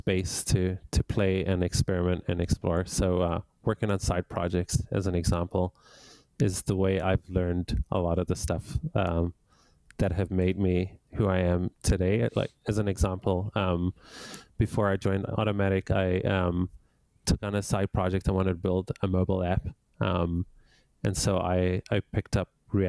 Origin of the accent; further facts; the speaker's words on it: Johannesburg, Gauteng, South Africa; now in Canada; I grew up in Johannesburg, South Africa, and I moved to Canada over 20 years ago